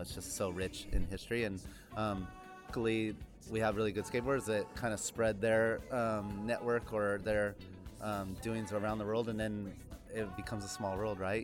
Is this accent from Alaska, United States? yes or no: no; Sacramento, California, United States